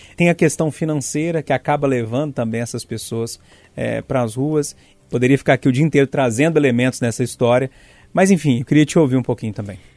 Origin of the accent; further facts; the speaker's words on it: Passatempo, Minas Gerais, Brazil; now in Belo Horizonte, Brazil; Eu tô lá na região de Passatempo, a gente tá no campo das vertentes, que é a mesma região